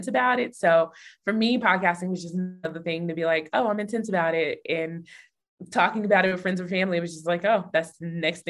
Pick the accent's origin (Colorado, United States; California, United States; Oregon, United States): Colorado, United States; Denver; Growing up in Denver, the city, like where I live, in the main part of the city, was actually where Black people live